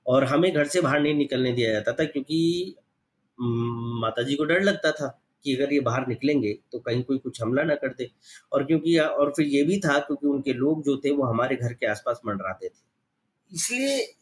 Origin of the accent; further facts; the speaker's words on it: village near Alwar, Rajasthan, India; हम भी गांव में ही पले बड़े वहीं उन्हीं के साथ रहते थे